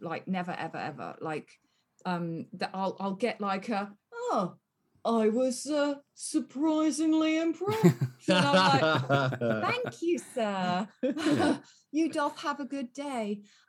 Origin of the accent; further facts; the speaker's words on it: near Yeovil, South West England, United Kingdom; moved away; I grew up near Yeovil.